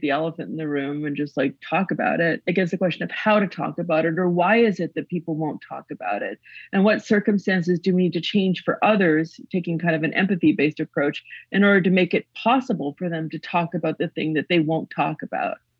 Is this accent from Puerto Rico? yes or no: no; Western Canada, Canada; born or raised there